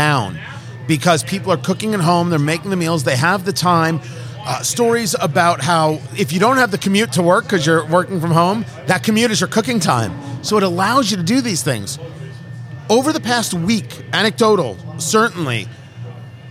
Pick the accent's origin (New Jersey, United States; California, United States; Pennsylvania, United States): New Jersey, United States; I grew up in Jersey